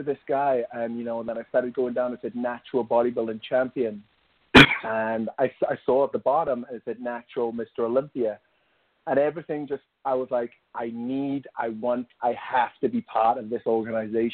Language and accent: English; Wales, United Kingdom; moved away as an adult; now in United States; I grew up in Wales in the United Kingdom.